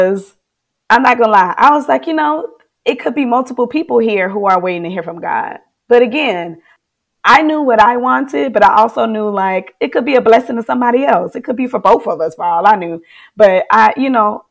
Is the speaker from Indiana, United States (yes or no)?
no; Florida, United States; moved away as an adult; now in Charlotte, United States; I'm from Florida, baby.